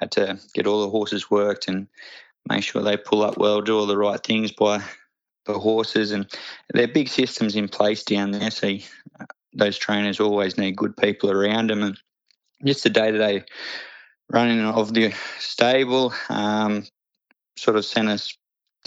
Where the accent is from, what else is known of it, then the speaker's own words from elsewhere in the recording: Muswellbrook, New South Wales, Australia; We grew up in Musselbrook, so you had the mines around there